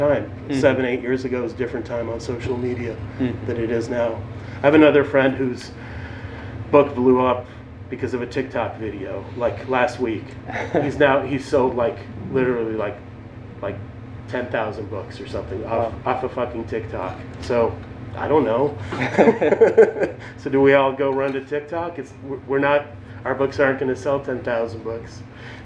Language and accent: English; Boston, Massachusetts, United States; moved away as an adult; also born or lived in Moscow, Russia / New York; now in Chicago, United States; I was born in Moscow in the USSR, and then my family unfortunately moved to Boston, which is a city I hate